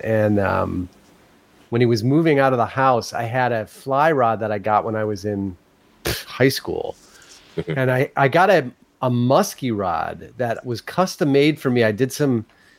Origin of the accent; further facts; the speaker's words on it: Australia; It's okay, as I'm Australian, so this is a term of endearment.